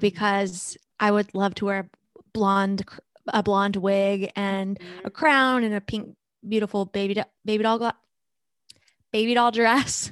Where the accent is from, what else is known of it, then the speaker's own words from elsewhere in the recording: North Carolina, United States; we're from North Carolina. It's still warm here